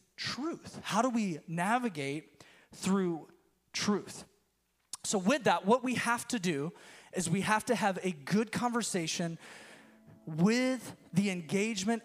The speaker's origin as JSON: {"language": "English", "region": "Florida Panhandle", "country": "United States", "tie": "born or raised there", "said": "So I grew up in the South. I'm from the panhandle of Florida"}